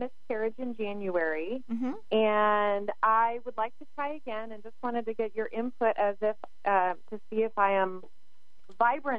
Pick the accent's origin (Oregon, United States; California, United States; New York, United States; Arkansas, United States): Oregon, United States; Portland; now in Texas, United States; I'm originally from Portland, Oregon.